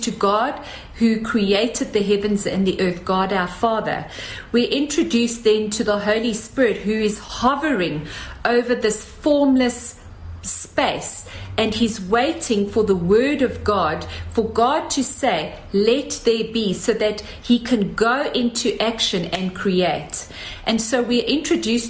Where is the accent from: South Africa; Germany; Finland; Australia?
South Africa; as South African women